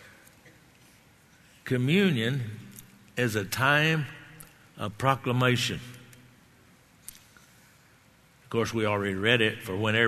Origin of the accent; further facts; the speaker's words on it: Texas, United States; I grew up in Texas